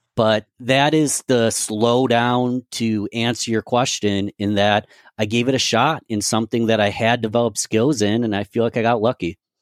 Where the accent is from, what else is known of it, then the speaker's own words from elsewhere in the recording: Rochester, New York, United States; my hometown of Rochester, New York